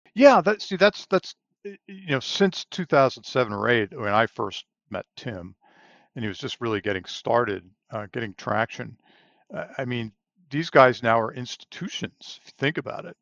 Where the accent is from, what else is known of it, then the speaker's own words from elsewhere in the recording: Long Island, New York, United States; moved away as an adult; also born or lived in Pennsylvania; now in Texas, United States; I grew up on Long Island, New York, so I'm from the Northeast originally